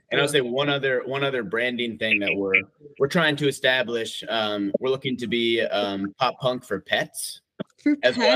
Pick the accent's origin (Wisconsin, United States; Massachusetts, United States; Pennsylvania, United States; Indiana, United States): Wisconsin, United States; now in Minneapolis, United States; we're actually all from Wisconsin, just like oh different oh parts of Wisconsin.